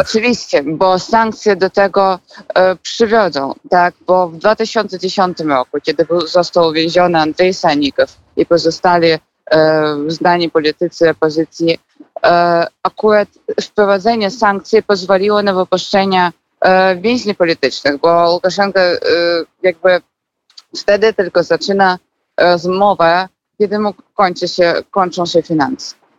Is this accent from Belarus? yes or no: yes; Minsk, Belarus; moved away as an adult; now in Poland; ja pochodzę z Mińska